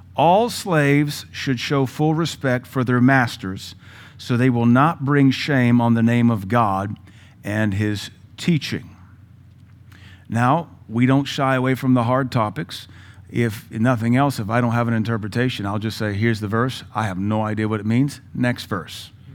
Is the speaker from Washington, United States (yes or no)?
yes; Seattle, Washington, United States; also born or lived in the South, United States; now in Cookeville, United States; I was raised a hippie in Seattle